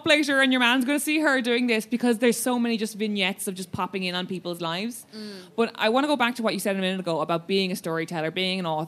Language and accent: English; Cork, Munster, Ireland; I'm from Cork